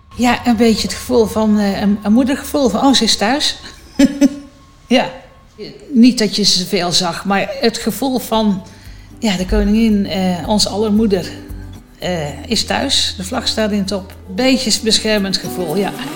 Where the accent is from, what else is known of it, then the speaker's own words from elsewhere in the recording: North Brabant, Netherlands; moved away as an adult; now in Baarn, Netherlands; Ik ben in Midden-Brabant opgegroeid